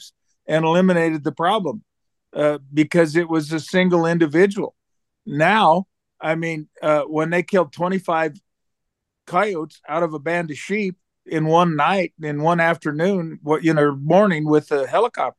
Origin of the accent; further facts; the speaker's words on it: Oregon, United States; moved away; I grew up in Oregon